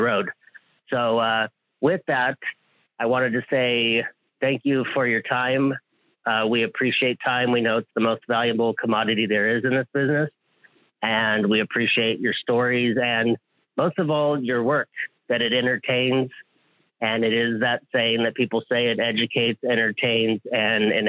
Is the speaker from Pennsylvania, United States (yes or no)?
no; Hawaii, United States; I'm from Hawaii